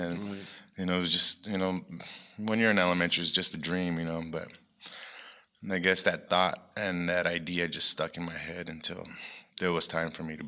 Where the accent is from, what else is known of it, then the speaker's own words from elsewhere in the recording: Tucson, Arizona, United States; I grew up in Tucson. Okay. I was actually raised on Old Pascua.